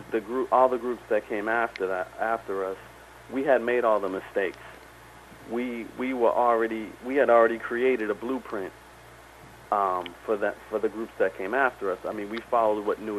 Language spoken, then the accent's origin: English; Boston, Massachusetts, United States; I stayed living at the house I grew up in Dorchester